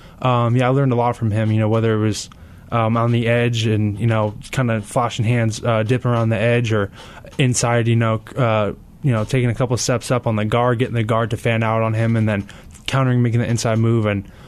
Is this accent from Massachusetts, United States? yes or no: no; Carlsbad, California, United States; Yes, sir, it is. Yeah, I was born and raised in Carlsbad, San Diego.